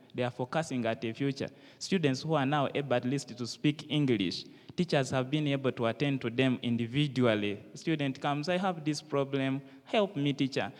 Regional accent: Uganda; I am from Uganda.

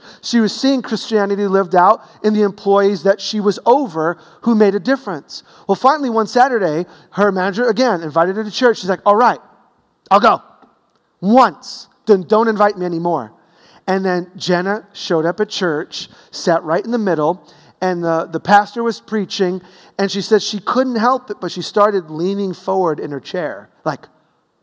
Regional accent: New York City, New York, United States; growing up in Brooklyn

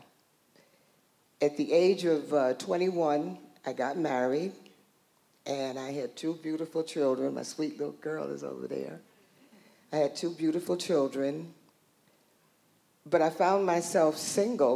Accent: New York, United States; I was born in New York, in Harlem, and during that time, Harlem was really, just parties everywhere.

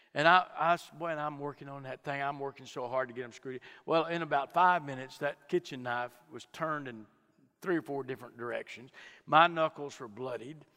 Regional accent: Fort Worth, Texas, United States; I was born in Fort Worth, Texas, grew up in a home uh, with good moral folks.

